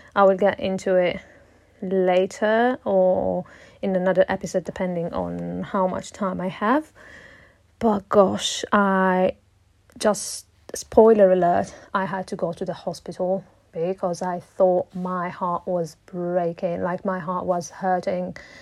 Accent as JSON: {"language": "English", "country": "Italy", "also_born_or_lived": "Morocco (heritage)", "second_language": "English", "moved": "as an adult", "lives_now": "London, United Kingdom", "said": "And I'm originally from Italy but with Moroccan heritage. But I currently uh, live in London. I moved here around four years ago"}